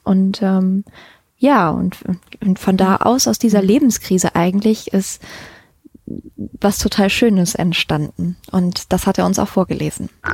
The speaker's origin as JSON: {"language": "German", "town": "Düsseldorf", "region": "North Rhine-Westphalia", "country": "Germany", "tie": "born or raised there", "said": "wir sind beide hier in Düsseldorf geboren"}